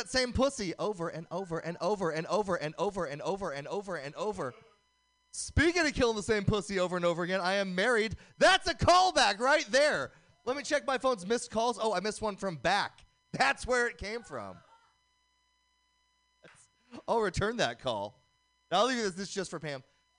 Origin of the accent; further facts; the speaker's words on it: Oakland, California, United States; Growing up in Oakland, the brothers used to call me ….